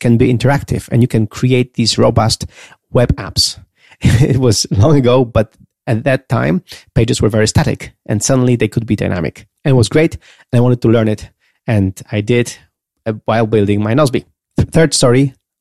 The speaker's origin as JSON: {"language": "English", "country": "Poland", "said": "I was a nobody from Poland"}